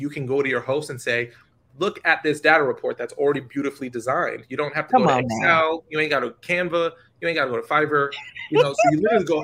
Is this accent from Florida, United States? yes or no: no; New York, United States; I'm from New York